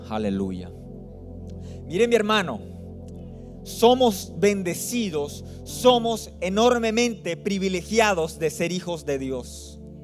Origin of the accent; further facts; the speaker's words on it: Barranquilla, Atlántico, Colombia; now in Phoenix, United States; Yo soy de Colombia, del norte de Colombia, en la ciudad de Barranquilla. Pero vivimos ahí en, Phoenix, en Arizona